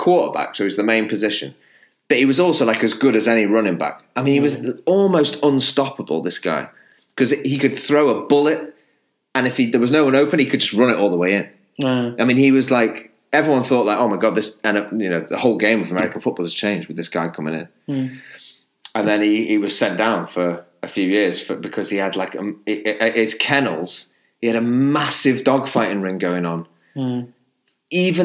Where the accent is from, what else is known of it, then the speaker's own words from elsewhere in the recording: Chester, North West England, United Kingdom; I grew up in Chester